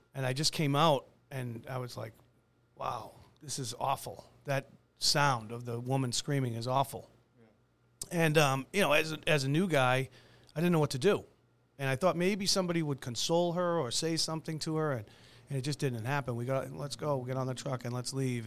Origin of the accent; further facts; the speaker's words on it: Braintree, Massachusetts, United States; I'm was born and raised in Braintree myself